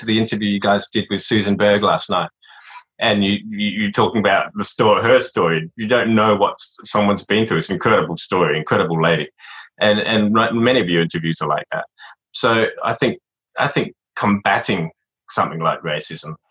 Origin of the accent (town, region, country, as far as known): Adelaide, South Australia, Australia; born or raised there; accent: Australian; also born or lived in Saigon, Vietnam